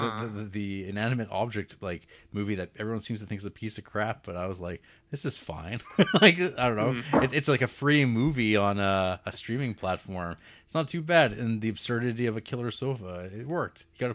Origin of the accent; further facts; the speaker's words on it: New Zealand; As a Kiwi, I can vouch that Campion really got the essence of New Zealand.